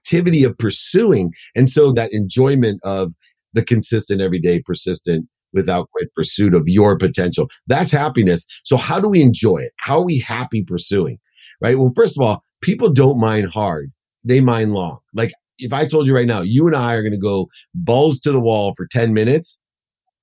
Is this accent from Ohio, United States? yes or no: yes; Akron, Ohio, United States; growing up in Akron, poor mom, two jobs, packing my dinner.